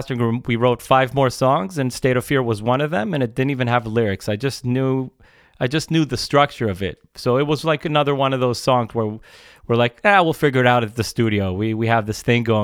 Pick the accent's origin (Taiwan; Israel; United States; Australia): Israel; we're from Israel